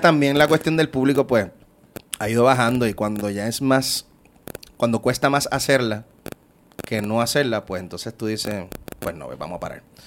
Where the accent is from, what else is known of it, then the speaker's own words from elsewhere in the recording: Puerto Rico; soy boricua